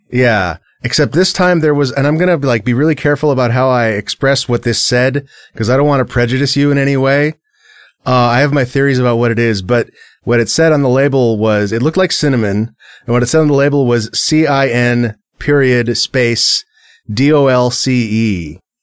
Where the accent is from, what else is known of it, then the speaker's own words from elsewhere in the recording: San Diego, California, United States; growing up in San Diego